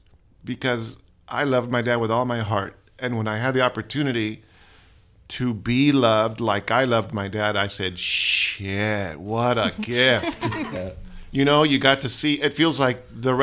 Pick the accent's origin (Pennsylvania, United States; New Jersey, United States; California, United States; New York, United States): California, United States; Palm Springs; also born or lived in Brownsville, Texas / Corpus Christi, Texas; now in San Marcos, United States; I was raised in Southern California, a little city, Palm Springs